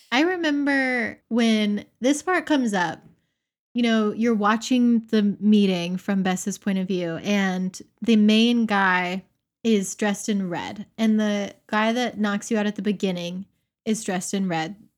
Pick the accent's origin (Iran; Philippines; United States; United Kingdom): United States; Pensacola, Florida; in my hometown, in Hannah's hometown of Pensacola, we have crews here